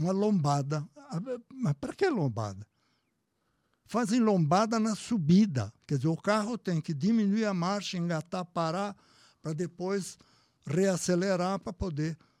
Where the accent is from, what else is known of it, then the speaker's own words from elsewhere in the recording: Brazil; que sou brasileiro